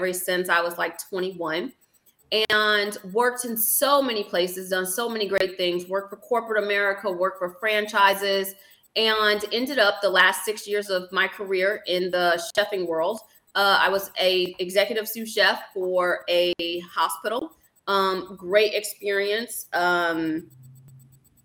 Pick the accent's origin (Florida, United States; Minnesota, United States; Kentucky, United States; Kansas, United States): Minnesota, United States; moved away; I actually learned how to ski in Minnesota, because of course we're from Minnesota. So we used to go to Buck Hill Mountain a lot for field trips in Minnesota